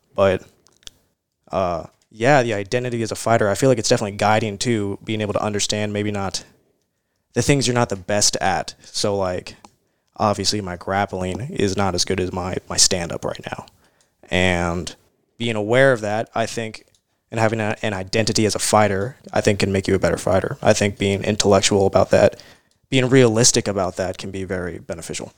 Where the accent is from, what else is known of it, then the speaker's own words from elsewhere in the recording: Louisville, Kentucky, United States; also born or lived in California; Here in Louisville, in Louisville